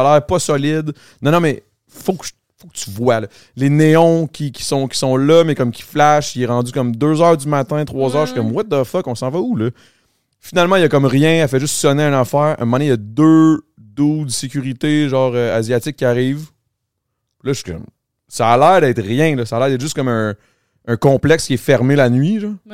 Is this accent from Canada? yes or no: yes; Longueuil, Quebec, Canada; Je viens de Longueuil